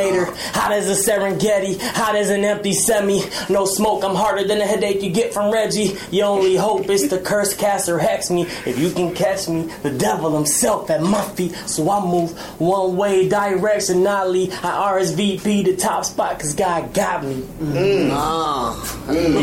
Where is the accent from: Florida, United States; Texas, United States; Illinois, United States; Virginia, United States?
Illinois, United States; Chicago; I'm from Humble Park, to be exact